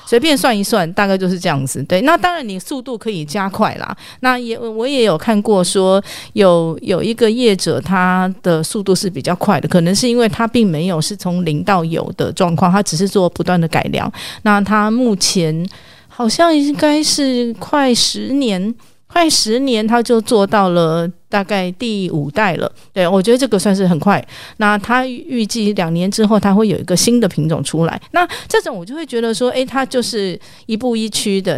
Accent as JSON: {"language": "Chinese", "region": "Taipei", "country": "Taiwan", "tie": "born or raised there", "said": "我土生土长台北人"}